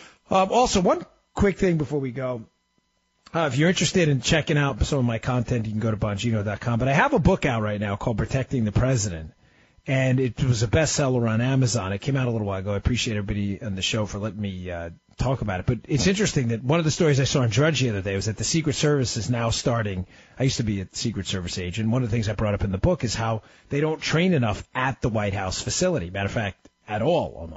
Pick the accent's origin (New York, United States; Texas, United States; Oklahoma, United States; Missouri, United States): New York, United States; moved away as an adult; also born or lived in Maryland; now in Florida, United States; I grew up in New York, lived in Maryland for over a decade. Now I'm down in the great state